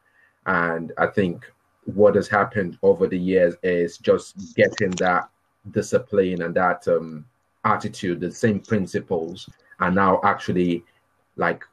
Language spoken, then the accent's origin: English; Minna, Niger State, Nigeria; moved away as an adult; also born or lived in Birmingham, United Kingdom; now in United Kingdom; we moved out back to Nigeria in the early 80s